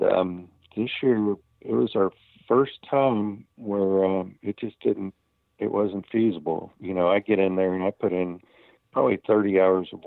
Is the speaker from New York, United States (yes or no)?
no; Winter Haven, Florida, United States; my hometown contest here in Winter Haven is an FBA contest